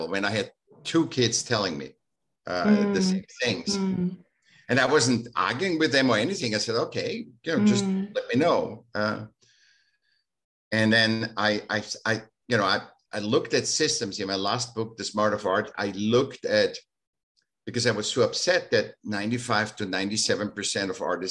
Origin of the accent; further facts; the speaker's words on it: Vienna, Austria; now in California, United States; I was born in Vienna